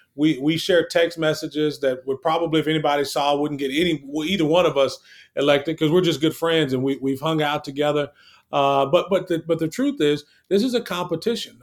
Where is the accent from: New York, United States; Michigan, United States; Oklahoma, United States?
Oklahoma, United States; Lawton; I grew up in Western Oklahoma. I'm from Lawton.